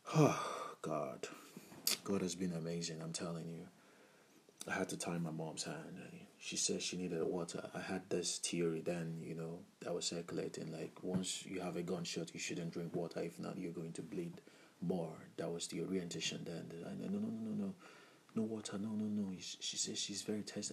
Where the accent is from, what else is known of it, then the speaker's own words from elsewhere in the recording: Abia, Nigeria; I'm from Nigeria and uh, from the Ibo part of Nigeria, Ibo tribe, and uh, Abia state precisely